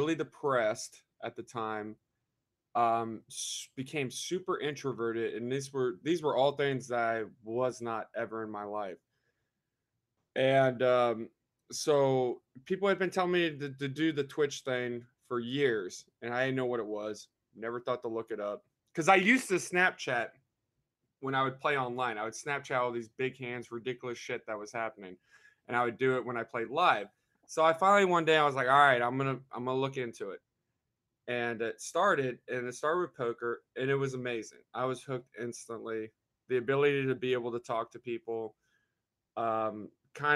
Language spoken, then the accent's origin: English; Festus, Missouri, United States; I'm from Festus, Missouri. It's about 30 minutes south of St. Louis